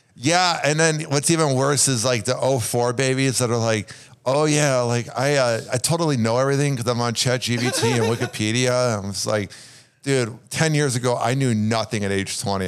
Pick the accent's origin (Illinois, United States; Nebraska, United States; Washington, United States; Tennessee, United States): Illinois, United States; Chicago; I'm from Chicago. There's nothing else to do but watch sports in the winter